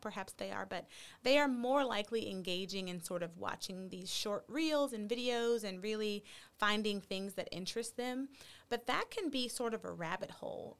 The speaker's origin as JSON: {"language": "English", "region": "Texas", "country": "United States", "also_born_or_lived": "Chicago", "said": "as a Texan"}